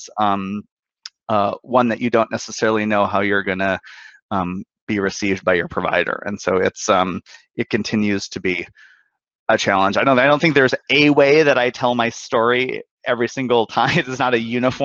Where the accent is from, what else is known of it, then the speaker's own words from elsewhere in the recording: Bismarck, North Dakota, United States; moved away; I'm originally from Bismarck, North Dakota